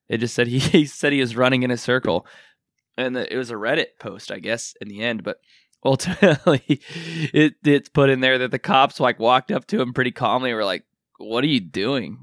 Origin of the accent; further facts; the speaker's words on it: Kansas, United States; I'm a person from Kansas.